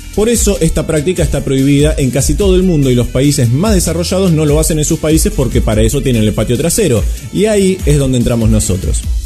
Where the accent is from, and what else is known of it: Chubut, Argentina